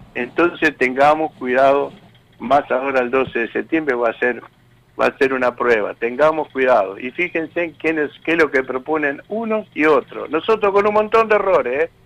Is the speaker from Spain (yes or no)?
no; Tigre, Buenos Aires Province, Argentina; now in Garín, Argentina; yo soy de ahí, de Tigre, cerca donde están las donde están ustedes, yo me crié por ahí